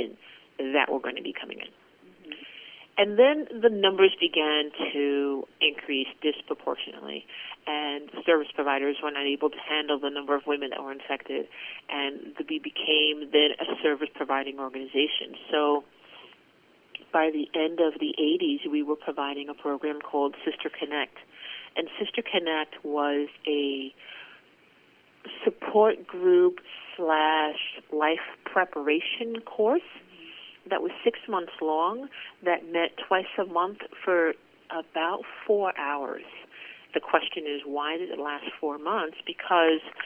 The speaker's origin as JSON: {"language": "English", "region": "New York", "country": "United States", "tie": "born or raised there", "said": "I was born and raised in New York"}